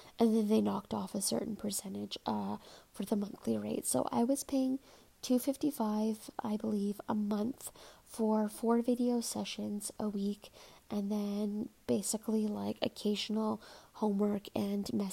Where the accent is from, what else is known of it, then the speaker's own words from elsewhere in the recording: Toronto, Ontario, Canada; I'm from Toronto